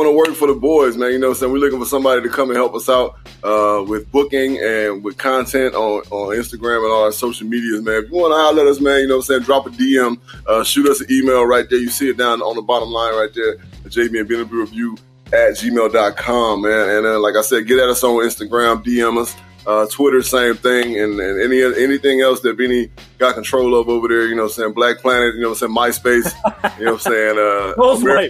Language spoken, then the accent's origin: English; McComb, Mississippi, United States; as a young country boy growing up in Macomb, Mississippi